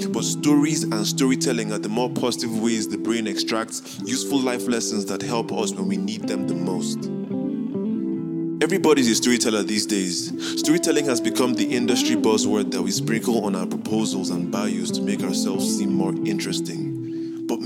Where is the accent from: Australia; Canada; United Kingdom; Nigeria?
Nigeria; also born or lived in South Korea; I am a Nigerian Igbo man born in South Korea, named …, named after a symbol of American police brutality.